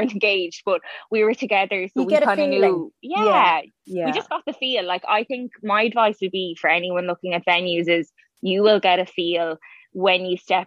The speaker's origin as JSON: {"language": "English", "town": "Cavan", "region": "Ulster", "country": "Ireland", "moved": "yes", "said": "I'm from Cavan originally and my parents still live there."}